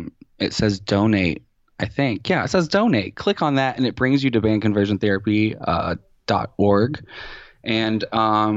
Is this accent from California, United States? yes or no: no; Lanesville, Indiana, United States; also born or lived in Louisville, Kentucky / New York; I was born in Louisville, and then we moved right across the river into southern Indiana when I was 5